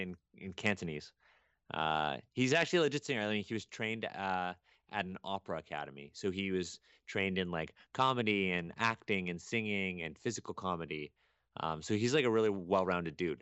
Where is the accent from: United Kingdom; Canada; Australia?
Canada; Toronto, Ontario; I was born in Toronto, and I was raised in Toronto